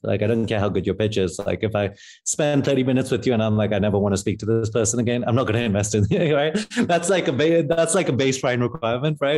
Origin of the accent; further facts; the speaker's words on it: London, United Kingdom; moved away as an adult; also born or lived in Pakistan; now in San Francisco, United States; I grew up in London